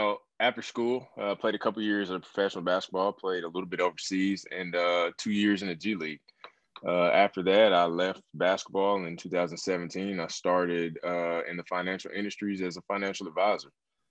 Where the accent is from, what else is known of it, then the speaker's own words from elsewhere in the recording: Muscle Shoals, Alabama, United States; I grew up in the northwest corner of Alabama.